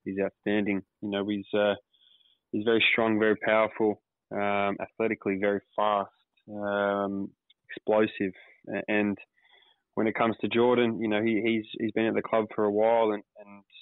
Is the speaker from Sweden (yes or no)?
no; Sydney, New South Wales, Australia; also born or lived in Auburn, Sydney / Kings Park, Sydney; I was born in Auburn, but we quickly moved over to the west of Sydney, place called Kings Park, roughly when I was about one or two, and then found a proper home in Kings Langley